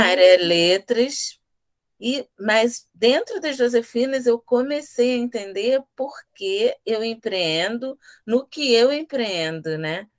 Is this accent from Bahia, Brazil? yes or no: no; Rio de Janeiro, Brazil; Aqui somos três afroempreendedoras periféricas da Zona Oeste do Rio